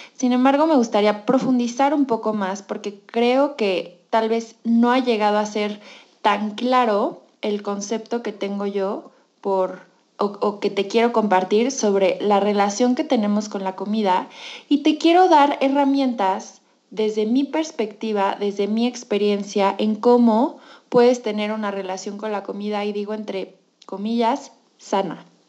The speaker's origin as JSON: {"language": "Spanish", "country": "Mexico", "said": "soy mexicana y yo crecí en una cultura en la que la comida dice mucho"}